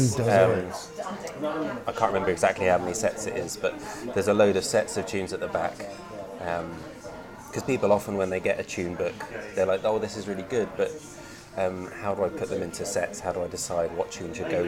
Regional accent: Brighton, South East England, United Kingdom; moved away; also born or lived in Limerick; I grew up in Brighton

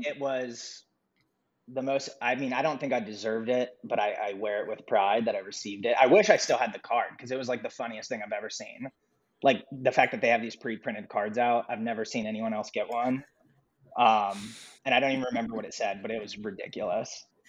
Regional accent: Columbus, Ohio, United States; moved away as an adult; now in Cincinnati, United States; I'm originally from Columbus, Ohio, uh, and moved.

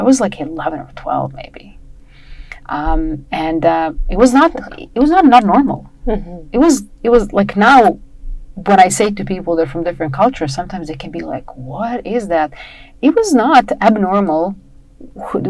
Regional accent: Serbia; moved away as an adult; I was born in Yugoslavia, right? At the time it was still Yugoslavia.

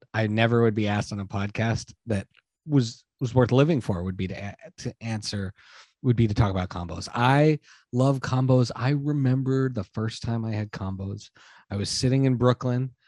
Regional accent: Montreal, Quebec, Canada; I grew up in Canada

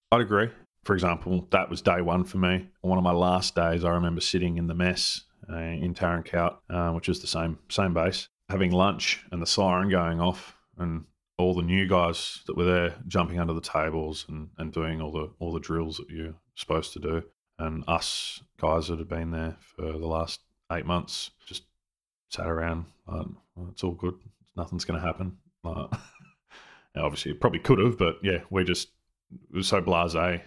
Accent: Australia; we're Australian soldiers

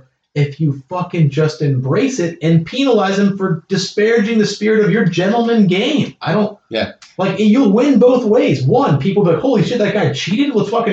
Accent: United States; I'm speaking no one else as an American.

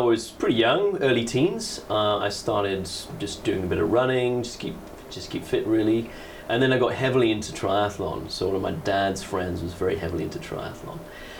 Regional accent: Letchworth, East of England, United Kingdom; also born or lived in Kendal / Singapore / South Africa; I was born in Kendal in Cumbria, so in the north of England, but I grew up just north of London, so in a place called Letchworth.

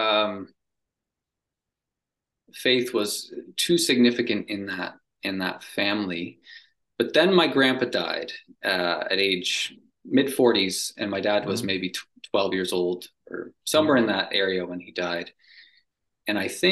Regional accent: Cambridge, Ontario, Canada; moved away as an adult; I grew up in Cambridge, Ontario, Canada.

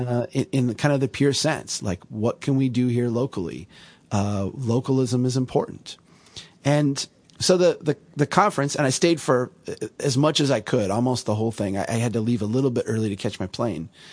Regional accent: Minnesota, United States; I'm from Minnesota

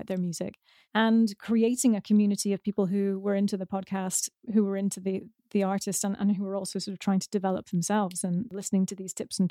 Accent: United Kingdom; I'm British

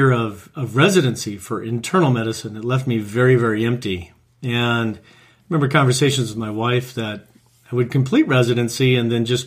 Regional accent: Omaha, Nebraska, United States; moved away as an adult; also born or lived in Iowa / California; Grew up in Omaha, Nebraska, Midwest

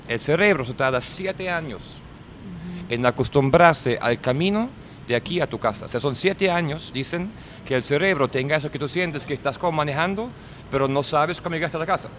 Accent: Germany; Spanish is a second language; moved away as an adult; also born or lived in Venezuela / New York; now in Miami, United States; soy alemán de Alemania

